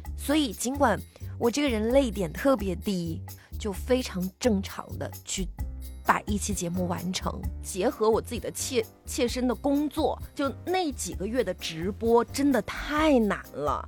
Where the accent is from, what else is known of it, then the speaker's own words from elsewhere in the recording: northern China, China; moved away as an adult; now in Guangdong, China; 作为北方人刚来的时候不习惯，但是呢，我来到广东已经是，呃，差不多二十年了